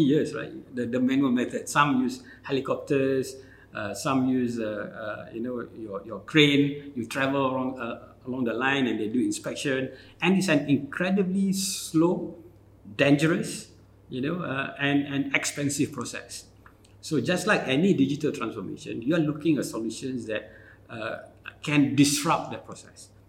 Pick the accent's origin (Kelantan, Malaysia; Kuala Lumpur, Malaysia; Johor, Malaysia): Kelantan, Malaysia; also born or lived in United Kingdom; I'm from Kelantan.